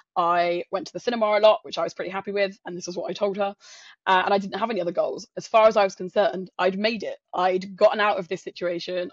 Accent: south coast of England, United Kingdom; moved away as an adult; also born or lived in London; I'm not from London. I'm from a s, tiny, uh, small town on the south coast of England

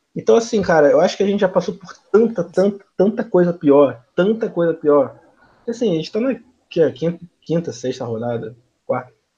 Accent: Rio de Janeiro, Brazil; sou do Rio de Janeiro mesmo, de Jacarepaguá

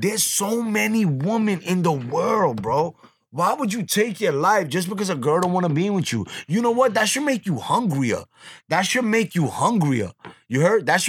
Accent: New York City, New York, United States; I grew up on Gun Hill in Decatur my whole life

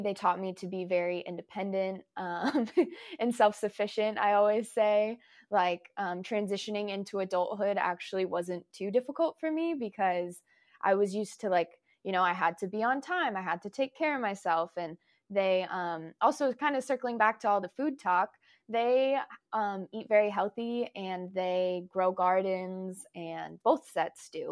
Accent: Folsom, California, United States; also born or lived in Washington; I was born in Washington, but I was raised in Folsom.

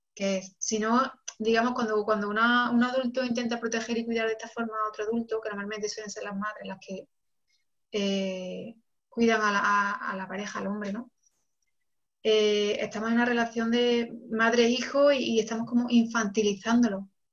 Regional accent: Córdoba, Andalusia, Spain; moved away as an adult; also born or lived in Barcelona / Senegal; ahora mismo vivo en, Córdoba, que es mi ciudad natal.

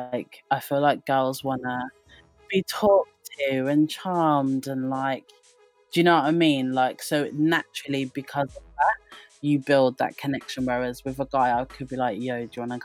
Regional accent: Wolverhampton, West Midlands, United Kingdom; now in Southampton, United Kingdom; I'm from Wolverhampton originally, but I currently am based in Southampton.

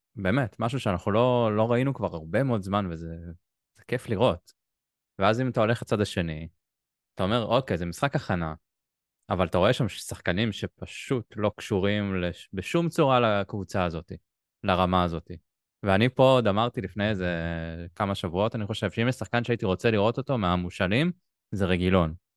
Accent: Israel; אנחנו ישראלים

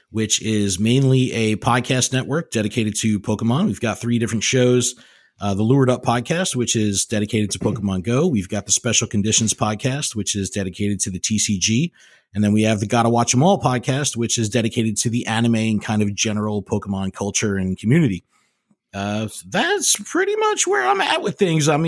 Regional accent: Dubuque, Iowa, United States; Thank you for vacationing in my hometown of Dubuque, Iowa.

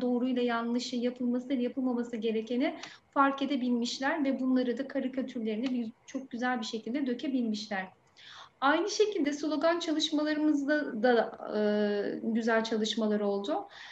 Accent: Aydın, Turkey; also born or lived in Şanlıurfa; Meslekteki yolculuğuma Şanlıurfa ilinde başlayıp memleketim olan Aydın'da devam ediyorum

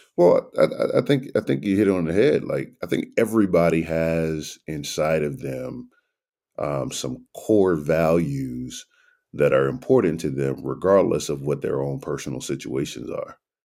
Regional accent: New Orleans, Louisiana, United States; moved away as an adult; also born or lived in Nashville; I grew up in New Orleans, Louisiana during a time when it was the murder capital of the world

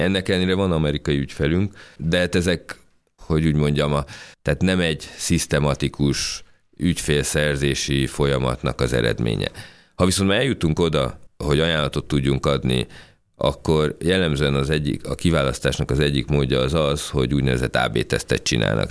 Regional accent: Hungary; mi magyarok vagyunk

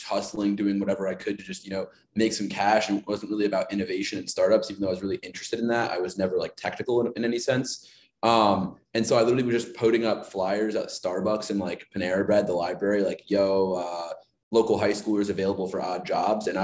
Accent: Chicago, Illinois, United States; I'm from Chicago

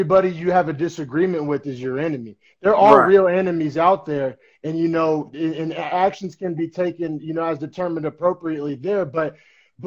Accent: Norman, Oklahoma, United States; moved away as an adult; also born or lived in Bay Area, California; now in California, United States; we're both from Norman, Oklahoma, but just, like, different parts of town.

